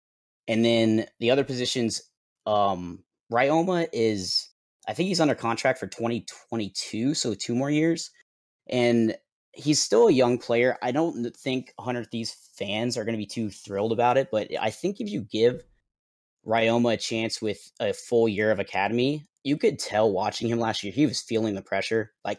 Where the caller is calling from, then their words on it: Jensen Beach, Florida, United States; I am calling from Jensen Beach, Florida.